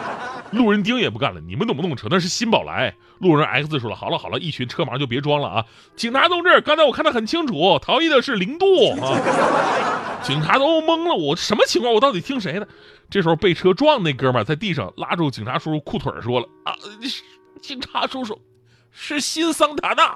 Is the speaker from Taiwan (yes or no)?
no; Northeast China, China; 当年我们东北人有一个不太成文的规矩